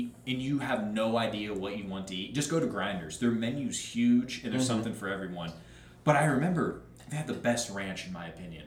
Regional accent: Ohio, United States; Midwest boys

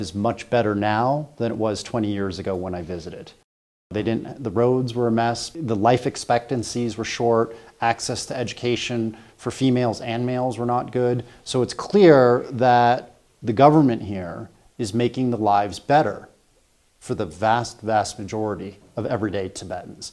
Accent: New Hampshire, United States; moved away as an adult; now in China; When I was a school child in New Hampshire

